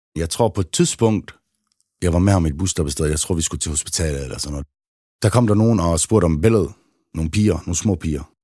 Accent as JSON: {"language": "Danish", "town": "Aarhus", "region": "Central Denmark Region", "country": "Denmark", "said": "Trillegården, hvor jeg kommer fra, har altid været et lille sted"}